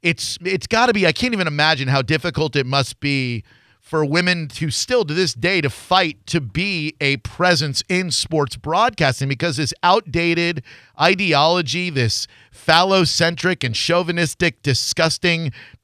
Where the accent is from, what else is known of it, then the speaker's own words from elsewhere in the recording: Orlando, Florida, United States; I'm from Orlando